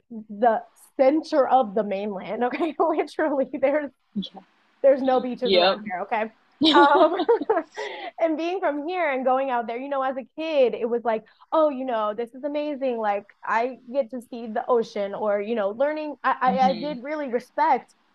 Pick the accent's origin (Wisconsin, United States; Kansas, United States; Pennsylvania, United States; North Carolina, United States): Kansas, United States; I obviously was born and raised in Kansas